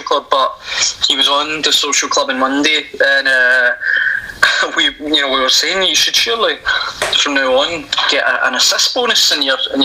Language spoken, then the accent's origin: English; Cumbernauld, Scotland, United Kingdom; I'm from Cumbernauld, so Clyde's sort of local club. time when I was young, I played for Clyde